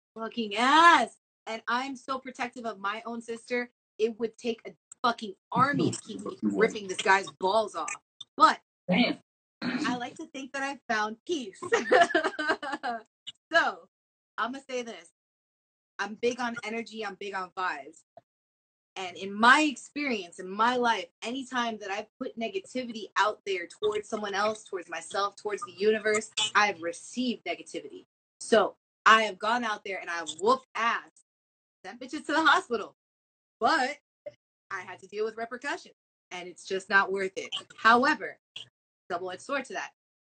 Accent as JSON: {"language": "English", "town": "Miami", "region": "Florida", "country": "United States", "said": "I'm from Miami and I'm Latina and our blood runs hot"}